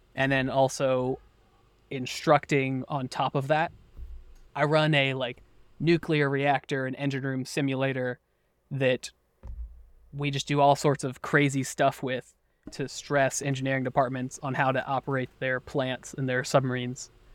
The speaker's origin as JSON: {"language": "English", "country": "United States", "tie": "born or raised there", "said": "I was born and raised in the U S."}